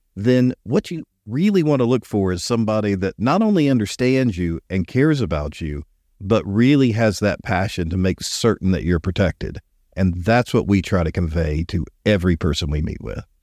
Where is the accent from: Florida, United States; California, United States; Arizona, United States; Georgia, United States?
Georgia, United States; Columbus; I was born in Columbus, Georgia.